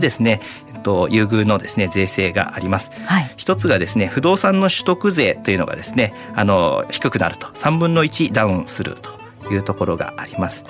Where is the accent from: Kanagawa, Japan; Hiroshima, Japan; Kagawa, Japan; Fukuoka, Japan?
Kanagawa, Japan; Miura; 私がですねあの三浦市の出身でして